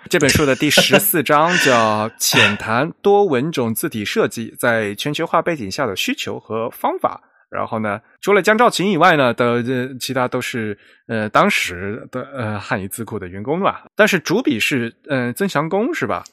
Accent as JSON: {"language": "Chinese", "country": "China", "also_born_or_lived": "United States", "said": "我们中国人"}